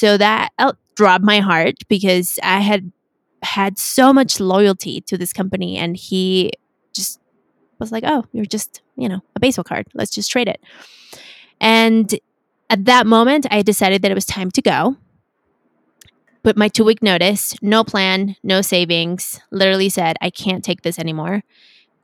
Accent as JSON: {"language": "English", "region": "Mexico City", "country": "Mexico", "tie": "born or raised there", "also_born_or_lived": "United States", "said": "I was born in the US and I was raised in Mexico City"}